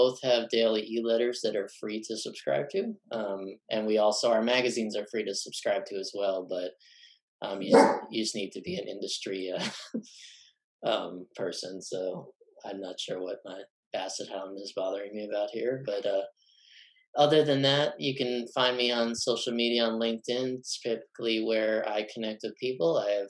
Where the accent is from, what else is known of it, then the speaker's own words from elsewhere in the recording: Texas, United States; So I am from Texas. I went to the same high school as Woody Allen, and I come from a family of court stenographers.